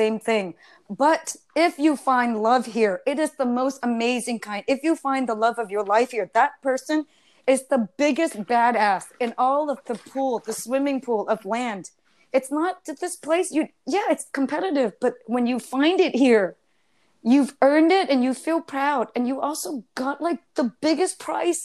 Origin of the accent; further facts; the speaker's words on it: United States; also born or lived in Germany; now in New York City, United States; I'm American through and through.